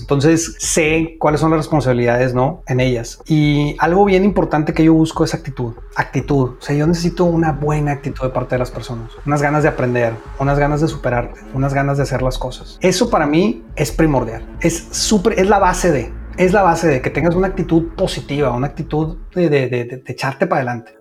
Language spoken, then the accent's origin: Spanish; Monterrey, Nuevo León, Mexico; now in United States; from Monterrey, Mexico